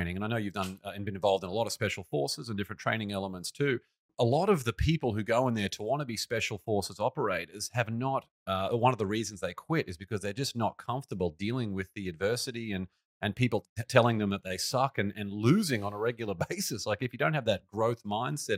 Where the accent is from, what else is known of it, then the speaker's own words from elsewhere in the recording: Australia; accent: Australian; my Australian accent.